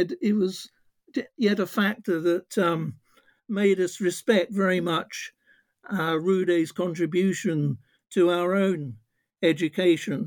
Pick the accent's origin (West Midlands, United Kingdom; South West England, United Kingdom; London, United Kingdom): London, United Kingdom; also born or lived in Norfolk; I was born in Norfolk, but at a very early age, my parents brought me to London